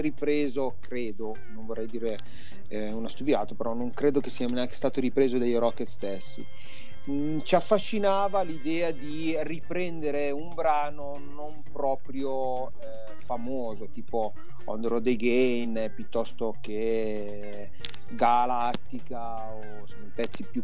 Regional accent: Biella, Piedmont, Italy; sono di Biella questo paesino quasi alle porte di Torino

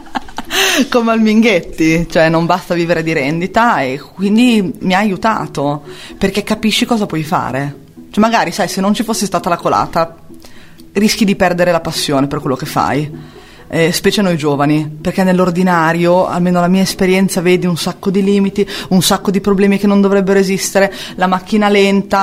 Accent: San Lazzaro di Savena, Emilia-Romagna, Italy; nata e cresciuta a San Lazzaro di Savena

